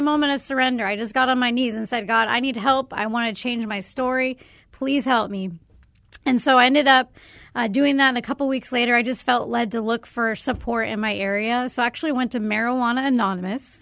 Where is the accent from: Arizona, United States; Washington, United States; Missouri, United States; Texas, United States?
Arizona, United States; growing up in Arizona